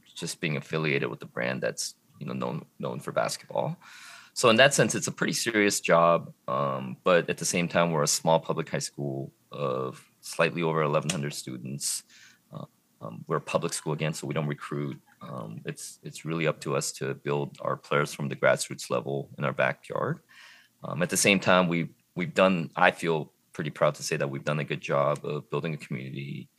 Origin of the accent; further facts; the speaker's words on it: Eugene, Oregon, United States; also born or lived in Korea / Harlem, New York / Portland, Oregon; now in Lake Oswego, United States; I'm originally from the Eugene Springfield area here, 2 hours south of Portland.